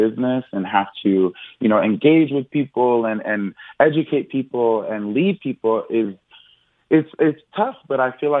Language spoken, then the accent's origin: English; East Coast, United States; now in Los Angeles, United States; I'm from the East Coast.